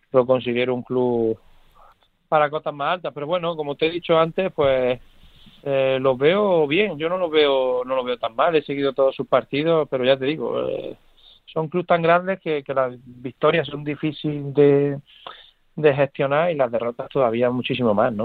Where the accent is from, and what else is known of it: Córdoba, Andalusia, Spain; born or raised there; moved away